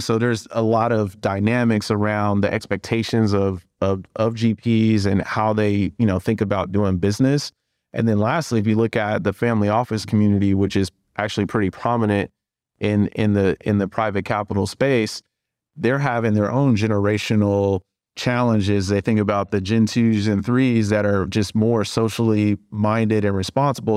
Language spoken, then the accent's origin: English; Cleveland, Ohio, United States; moved away as an adult; also born or lived in Indiana; now in Chicago, United States; I'm from Cleveland.